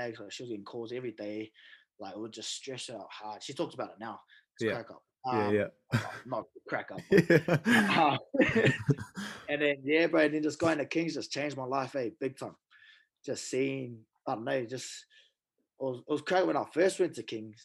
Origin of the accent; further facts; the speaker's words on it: Auckland, New Zealand; also born or lived in Whangarei; we moved down to Auckland when I was real young. So basically brought up in Auckland.